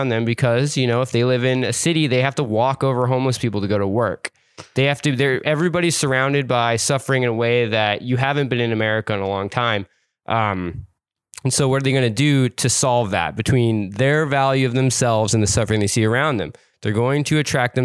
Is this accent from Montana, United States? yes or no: yes; Montana, United States; I grew up poor in a small town in Montana